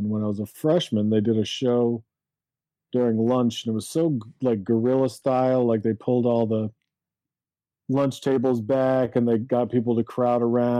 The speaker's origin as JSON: {"language": "English", "town": "Chapel Hill", "region": "North Carolina", "country": "United States", "tie": "born or raised there", "said": "So when I was, I grew up in Chapel Hill, North Carolina."}